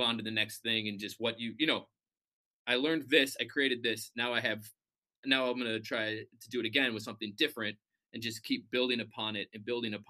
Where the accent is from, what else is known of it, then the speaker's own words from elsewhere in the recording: Minneapolis, Minnesota, United States; moved away as an adult; also born or lived in Qatar; now in Singapore; growing up in Minnesota, you got snow